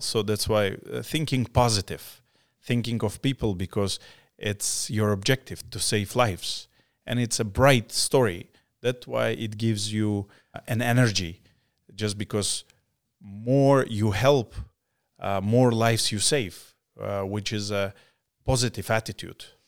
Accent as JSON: {"language": "English", "region": "Crimea", "country": "Ukraine", "tie": "born or raised there", "also_born_or_lived": "Samarkand, Uzbekistan"}